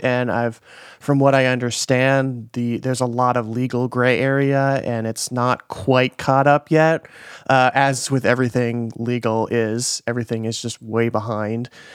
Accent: Midwest, United States; moved away; I'm from the Midwest

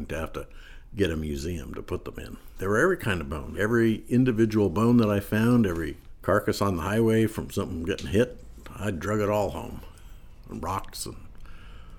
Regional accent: Shelby, Montana, United States; moved away as an adult; also born or lived in New Jersey; I grew up in Shelby, Montana, which is on the northern border of Montana with Canada, with Alberta

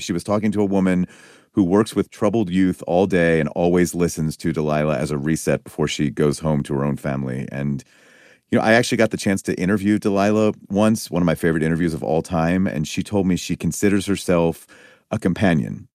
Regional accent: Pennsylvania, United States; I'm from Pennsylvania

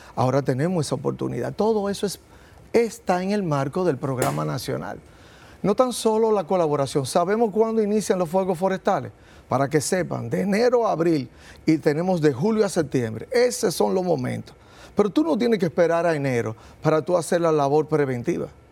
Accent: Dominican Republic; Somos una isla, somos caribeños

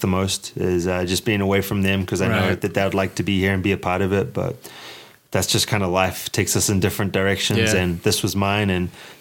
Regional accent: New Zealand; moved away as an adult; growing up in New Zealand

